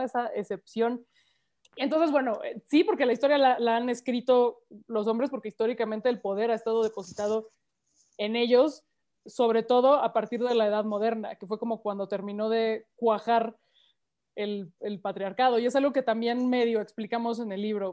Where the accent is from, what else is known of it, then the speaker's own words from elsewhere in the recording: Mexico City, Mexico; soy chilanga, ah, todas somos chilangas aquí.